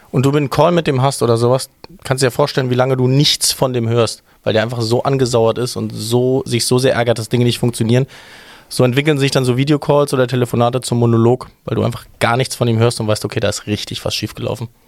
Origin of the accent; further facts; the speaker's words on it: Rhineland, Germany; da sind wir aus dem Rheinland einfach ein bisschen hinter dran.